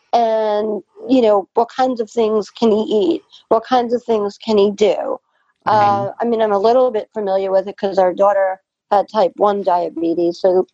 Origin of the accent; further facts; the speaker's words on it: Long Island, New York, United States; I'm from Long Island, New York.